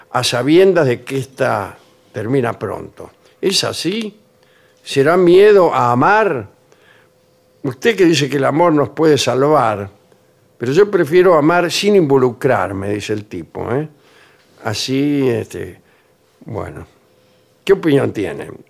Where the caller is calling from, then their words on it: Rosario, Santa Fe, Argentina; de Rosario. Ayer a la tarde te escuché en la radio de aquí casi una hora de, tar de charla.